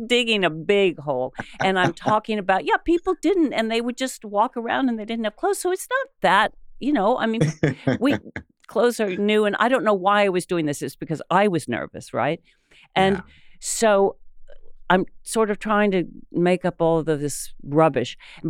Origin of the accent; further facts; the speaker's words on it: Ohio, United States; growing up in Ohio